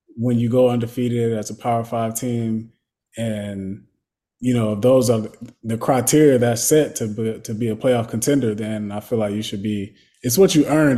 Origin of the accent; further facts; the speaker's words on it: Florida, United States; moved away as an adult; growing up in Florida